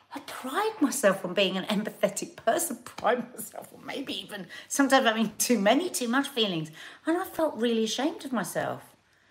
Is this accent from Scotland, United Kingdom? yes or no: no; London, United Kingdom; accent: South London; my South London accent